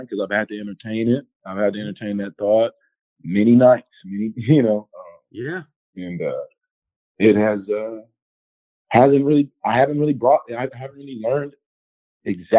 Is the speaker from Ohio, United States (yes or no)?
no; Houston, Texas, United States; moved away; I'm from Houston originally